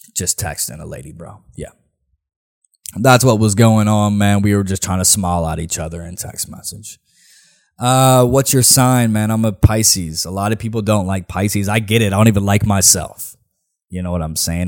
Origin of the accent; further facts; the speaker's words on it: Nashville, Tennessee, United States; I'm from here." All right? Um, it's the city, it's my city